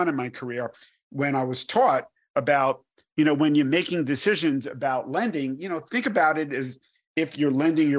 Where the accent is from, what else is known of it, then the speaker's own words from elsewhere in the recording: New York City, New York, United States; now in Danville, United States; I grew up in New York and I was born in Brooklyn, and you can probably tell from my accent.